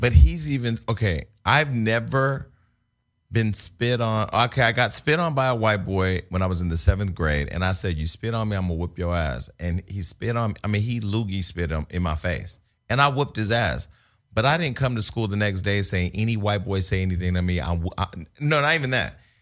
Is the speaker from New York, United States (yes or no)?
no; Stockton, California, United States; moved away; I was from Stockton